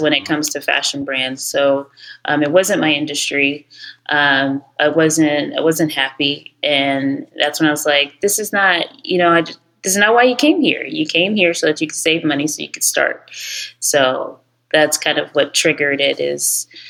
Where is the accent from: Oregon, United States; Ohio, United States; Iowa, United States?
Ohio, United States; moved away as an adult; also born or lived in New York; I'm actually Nigerian. Um, I was born and raised in Ohio